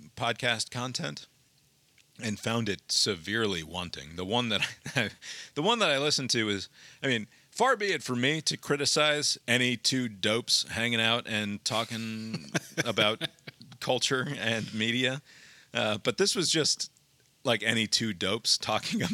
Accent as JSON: {"language": "English", "town": "Montvale", "region": "New Jersey", "country": "United States", "tie": "born or raised there", "said": "I grew up in Montvale, but 20 minutes or so from this place"}